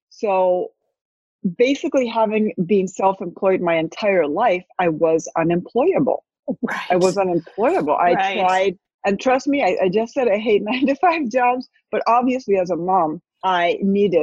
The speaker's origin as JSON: {"language": "English", "country": "Spain", "moved": "as an adult", "lives_now": "United States", "said": "I had moved from Spain. I'm half Spanish, half American, speak both languages, Spanish and English. I had moved to the States at 41"}